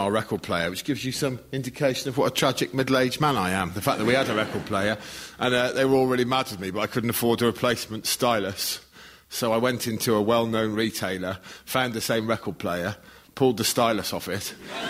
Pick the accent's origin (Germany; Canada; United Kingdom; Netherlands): United Kingdom; Shropshire, West Midlands; I'm from Shropshire.